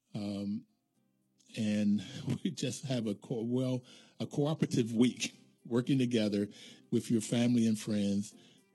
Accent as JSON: {"language": "English", "region": "West Virginia", "country": "United States", "tie": "born or raised there", "said": "Appalachia, where I grew up in West Virginia"}